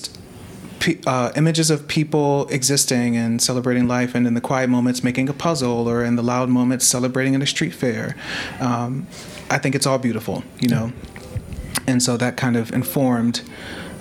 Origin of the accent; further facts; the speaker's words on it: Maryland, United States; now in Philadelphia, United States; I grew up in Maryland in the suburbs